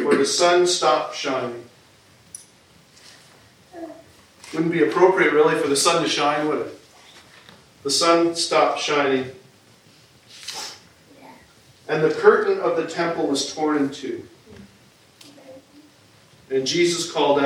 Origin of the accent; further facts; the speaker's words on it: New York, United States; moved away; growing up in New York State